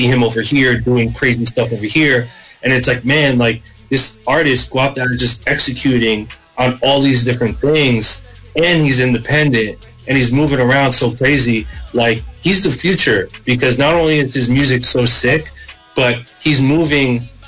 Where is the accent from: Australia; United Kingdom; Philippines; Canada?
Philippines; being Filipino, it actually made me so proud, because when I would walk into a studio and I would be the only Filipino kid there